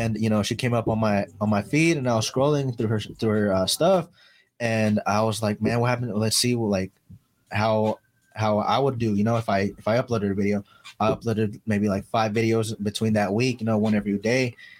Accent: Oceanside, California, United States; I was born and raised out here in Oceanside, California.

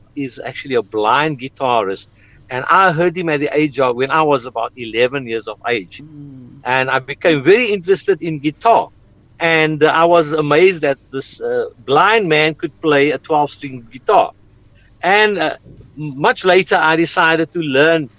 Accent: South Africa; I was from South Africa

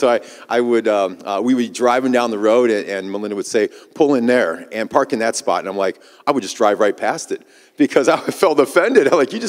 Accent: Midwest, United States; I grew up in the Midwest. I'm kind of a Midwest boy, I guess you would say.

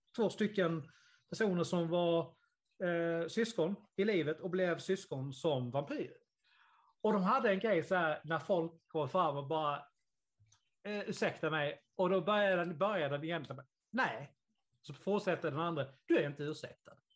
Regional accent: Sweden; i Karlsson, där jag kommer ifrån

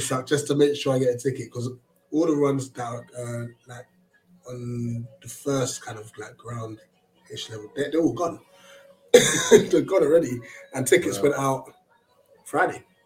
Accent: Ghana; as a Ghanaian myself

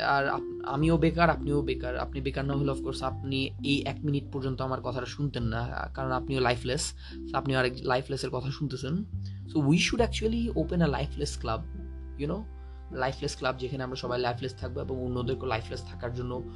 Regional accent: Rangamati, Chittagong Division, Bangladesh; moved away; আমার গ্রামের বাড়ি হলো রাঙামাটি

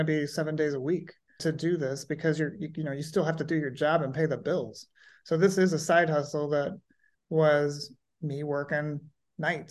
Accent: Louisville, Kentucky, United States; also born or lived in Massachusetts; now in Napa, United States; I grew up outside of Louisville, Kentucky, which is very much bourbon country

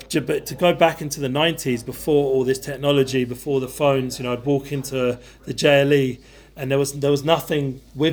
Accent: London, United Kingdom; moved away; I grew up in North London.

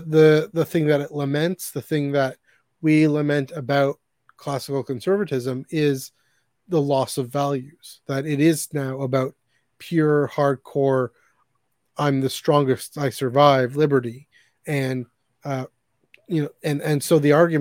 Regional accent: Canada; Canada, we never really had that sense of patriotism

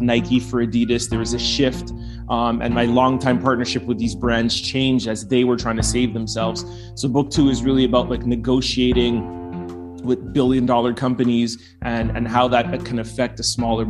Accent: Montreal, Quebec, Canada; I was born and raised in Montreal

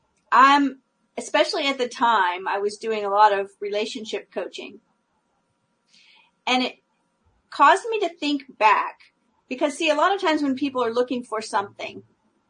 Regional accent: California, United States; moved away; I was originally from California

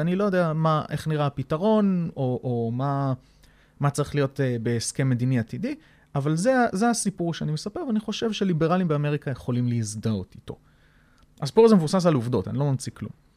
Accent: Israel; אני ישראלי גאה

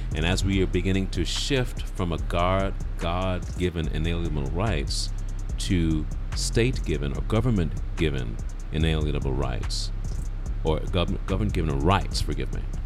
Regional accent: United Kingdom; now in United States; I'm British.

